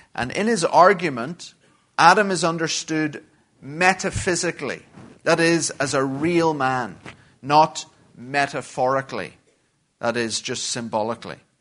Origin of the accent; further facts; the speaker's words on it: Belfast, Northern Ireland, United Kingdom; moved away; I'm from uh, Belfast in Northern Ireland and have been living in exile for far too long.